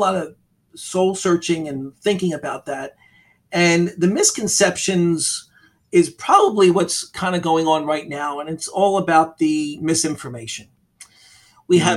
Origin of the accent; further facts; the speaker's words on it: Philadelphia, Pennsylvania, United States; now in Florida, United States; I grew up in Philadelphia, Pennsylvania